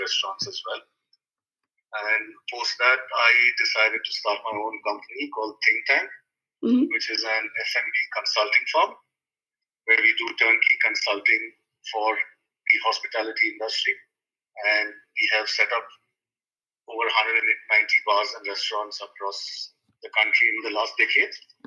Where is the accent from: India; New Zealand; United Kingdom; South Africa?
India; Bangalore, Karnataka; also born or lived in Melbourne, Australia; I'm from Bangalore, India